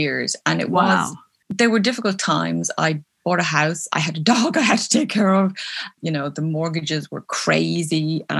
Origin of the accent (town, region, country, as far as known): Belfast, Northern Ireland, United Kingdom; born there